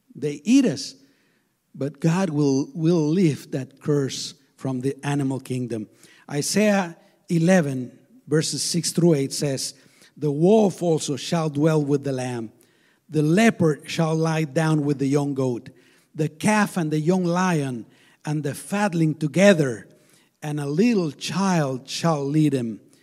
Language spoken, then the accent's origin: English; Guatemala; now in United States; I was born in Guatemala, there's a lot of insecurity